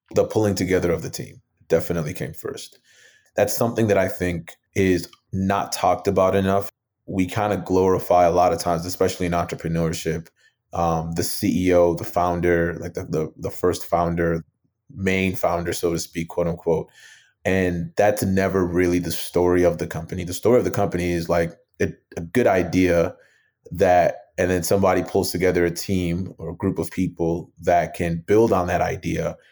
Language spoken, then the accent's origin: English; Mounds View, Minnesota, United States; also born or lived in Nigeria / New Brighton, Minnesota; grew up in, uh, a suburb right outside of the Twin Cities in, in Minnesota called Moundsview, well, New Brighton and Moundsview